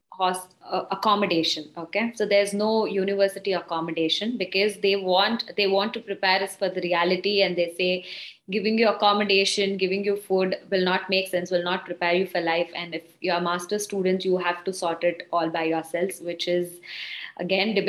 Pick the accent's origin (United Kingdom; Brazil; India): India; South India; moved away as an adult; I come from South India